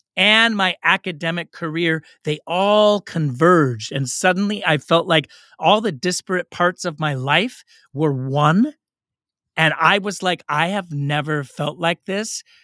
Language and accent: English; Oakland, California, United States; I grew up in Oakland.